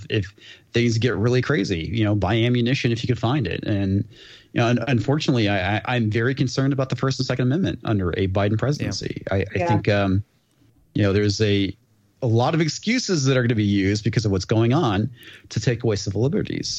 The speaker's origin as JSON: {"language": "English", "region": "Texas", "country": "United States", "said": "I'm from Texas"}